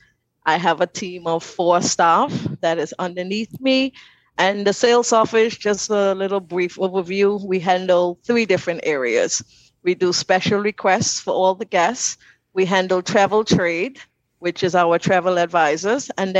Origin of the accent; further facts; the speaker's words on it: Grand Turk, Turks & Caicos Islands; moved away as an adult; now in Providenciales, Turks and Caicos; I'm actually from the beautiful islands of Turks and Caicos. I was born and raised in Grand Turk, and about 25 years ago I moved to this island, which is Providence Islands.